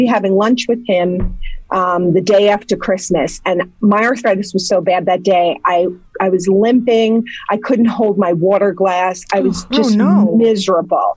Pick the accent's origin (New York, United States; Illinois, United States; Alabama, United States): New York, United States; Ardsley; moved away as an adult; now in Somers, United States; originally, I grew up in Ardsley, and I'm in Somers now for the last 25 or more years